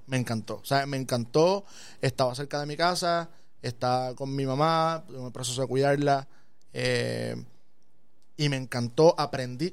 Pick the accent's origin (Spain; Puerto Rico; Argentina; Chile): Puerto Rico; Aibonito; Este, estudié en la escuela Segunda Unidad José Sobalbosa, ahí bonito, en Asomante